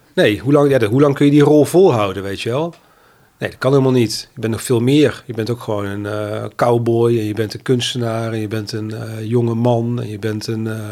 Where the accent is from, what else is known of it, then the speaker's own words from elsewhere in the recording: North Brabant, Netherlands; now in Amsterdam, Netherlands; ik kom uit Brabant, woon langer dan mijn halve leven in Amsterdam